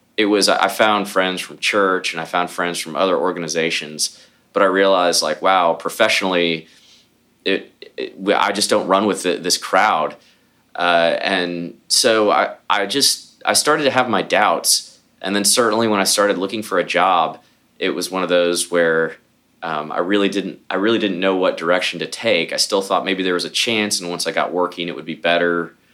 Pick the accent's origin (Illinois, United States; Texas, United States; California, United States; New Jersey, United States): Texas, United States; Houston; born or raised there; also born or lived in Columbus, Ohio